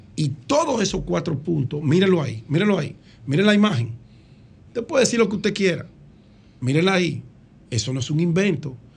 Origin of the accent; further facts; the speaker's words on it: Dominican Republic; yo soy dominicano